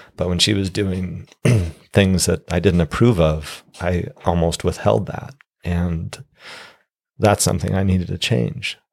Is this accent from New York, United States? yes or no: no; Steamboat Springs, Colorado, United States; now in Utah, United States; growing up in Steamboat, a small town